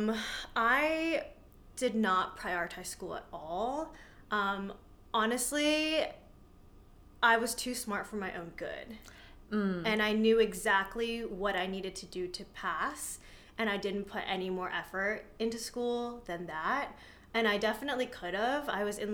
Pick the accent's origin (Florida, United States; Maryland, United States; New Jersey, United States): New Jersey, United States; also born or lived in New York City; I was back and forth between New York and New Jersey